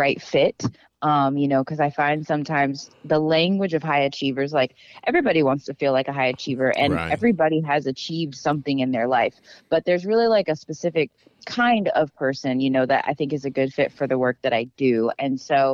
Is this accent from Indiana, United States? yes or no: no; Dallas, Texas, United States; I'm from Texas, grew up in Dallas